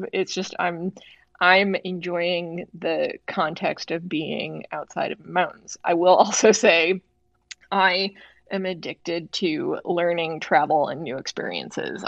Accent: Chicago, Illinois, United States; I grew up in the Midwest. I grew up on the South side of Chicago

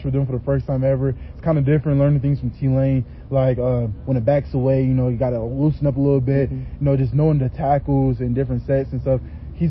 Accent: the South, United States; You know, I'm from the South, so the phrase next man up always comes to my head.

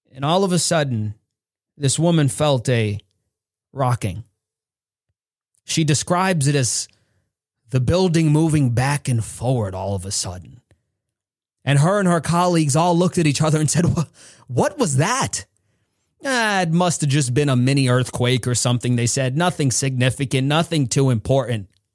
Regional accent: United States; I am an American

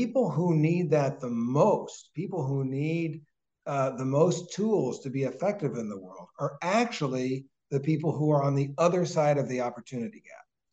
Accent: Jefferson County, Kentucky, United States; also born or lived in Alabama; now in Boston, United States; I have nothing but love for my hometown and for the education that we had

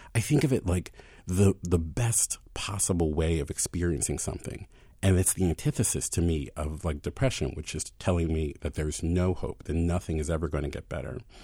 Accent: Baltimore, Maryland, United States; moved away as an adult; also born or lived in Philadelphia; I had left Philadelphia and moved back to my hometown, and I had said I didn't want to move back to Baltimore even to be buried

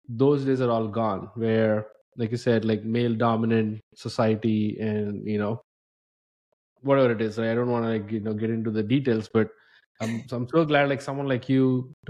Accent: India; now in United States; I came from India, and as an immigrant in the US

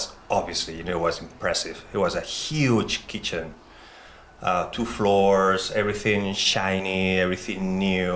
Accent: Spain; moved away; I'm from Spain

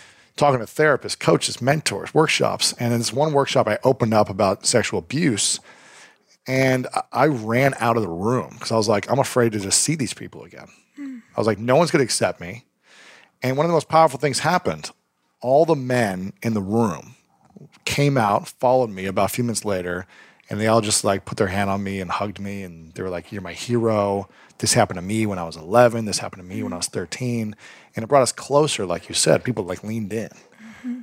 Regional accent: Ohio, United States; where I grew up in Ohio

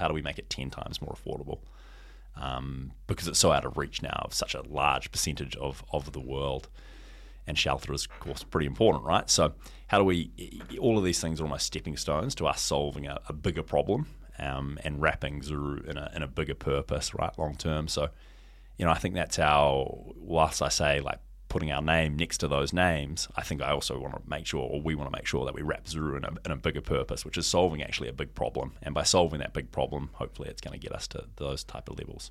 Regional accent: New Zealand; now in Hong Kong; I came home from Hong Kong to New Zealand

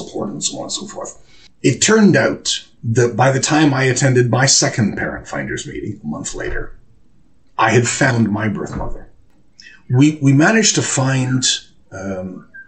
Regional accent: Toronto, Ontario, Canada; accent: Canadian; now in United Kingdom; my accent is not British. Canadian, if you please, not American

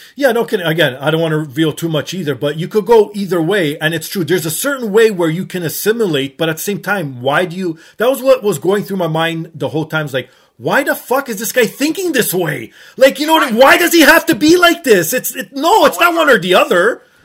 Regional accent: Toronto, Ontario, Canada; born and raised in Toronto, Portuguese background

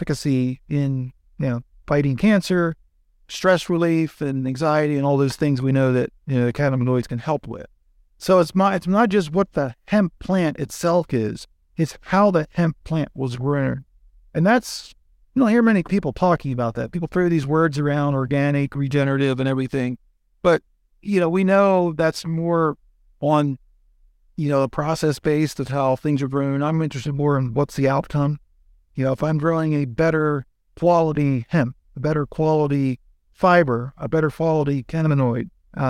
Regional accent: Pennsylvania, United States; from Southern Pennsylvania, Lancaster County.

